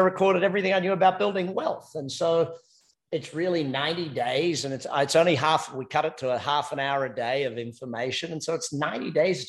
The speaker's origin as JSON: {"language": "English", "country": "Australia", "accent": "Australian", "moved": "yes", "lives_now": "United States", "said": "Australian by accent and American by choice. I'm married an American"}